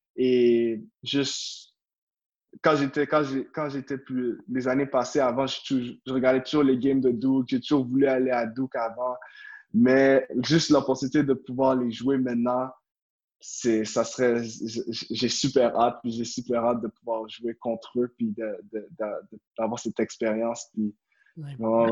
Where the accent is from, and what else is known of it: Quebec, Canada